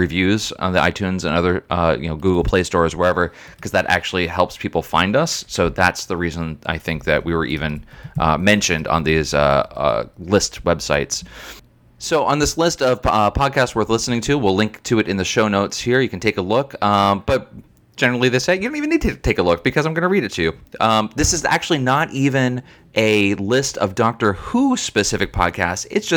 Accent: United States; accent: American; our American accents

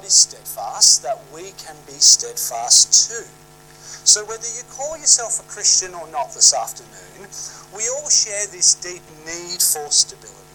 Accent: Sydney, New South Wales, Australia; Growing up in Sydney, I used to love catching the ferries across Sydney Harbour

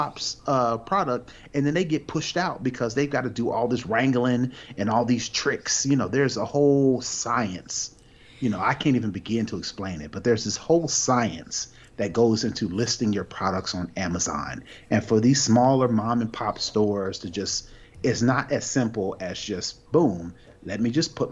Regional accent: United States; we as a American, as Americans

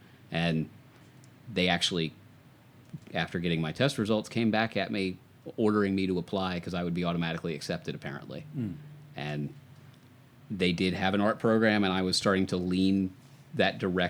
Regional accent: Gainesville, Florida, United States; also born or lived in Atlanta area, Georgia; in Gainesville with University of Florida there, so big college town. And then I moved up north of Atlanta to that suburban area.

